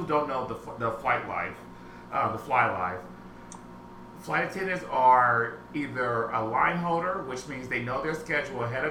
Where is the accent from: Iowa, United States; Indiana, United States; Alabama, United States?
Indiana, United States; Indianapolis; moved away; also born or lived in New York; I'm from Indianapolis